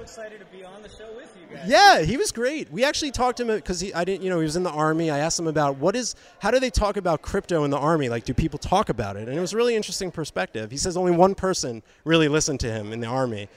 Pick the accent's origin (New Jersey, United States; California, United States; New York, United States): New Jersey, United States; also born or lived in Boca Raton, Florida; now in Los Angeles, United States; I'm from New Jersey and I lived in Boca. And now I'm in LA.